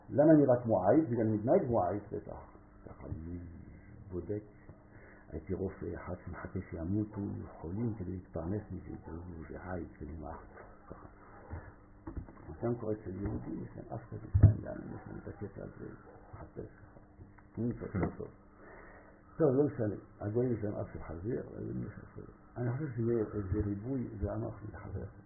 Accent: France; Hebrew is a second language; moved away; אני צרפתי

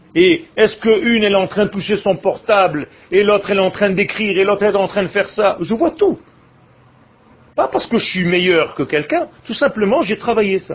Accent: Israel; je suis né en Israël. Il y avait rien quand je suis né

